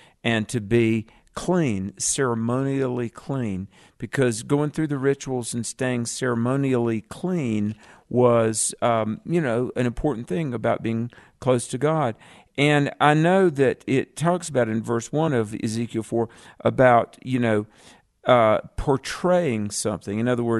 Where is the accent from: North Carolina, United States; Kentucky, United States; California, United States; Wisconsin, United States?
North Carolina, United States; My home state.